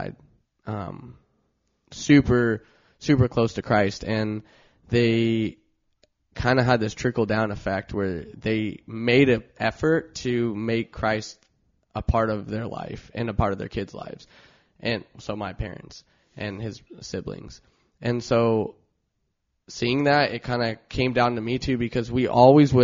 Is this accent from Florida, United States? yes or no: no; Long Beach, California, United States; I grew up in Long Beach, was born in Long Beach.